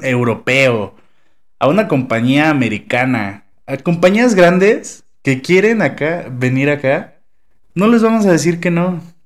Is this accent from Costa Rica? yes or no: no; Mexico